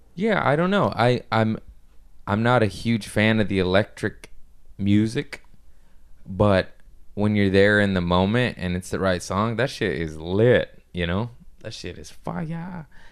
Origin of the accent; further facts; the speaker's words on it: United States; I'm just American